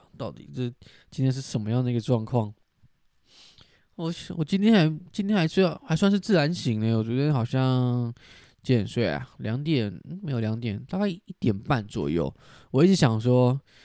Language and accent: Chinese; southern Taiwan, Taiwan; 因为我就是在南部长大